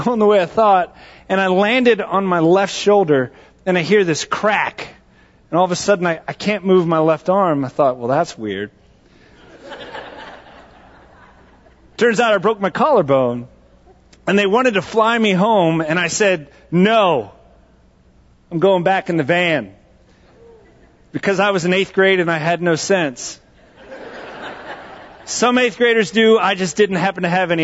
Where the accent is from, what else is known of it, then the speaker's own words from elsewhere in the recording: San Antonio, Texas, United States; moved away; I grew up in the town of San Antonio, which is in the heart of the Southwest Texas